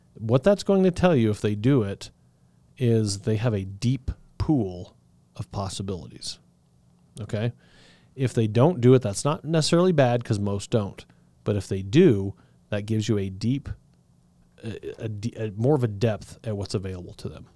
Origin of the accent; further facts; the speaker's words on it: Southern Colorado, United States; I'm from Southern Colorado